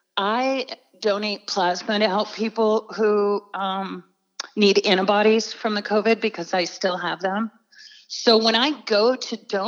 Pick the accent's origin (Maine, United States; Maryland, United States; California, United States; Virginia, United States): Maine, United States; I grew up very poor in Maine